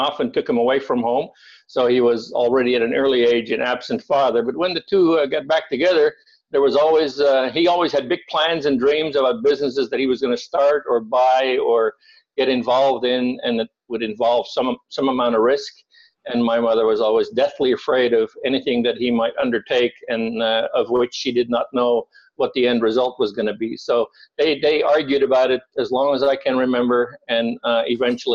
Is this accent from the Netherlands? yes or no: yes; Netherlands; moved away as an adult; I was born and raised in Holland. I lived there for the first 18 years of my life, and I'm very Dutch.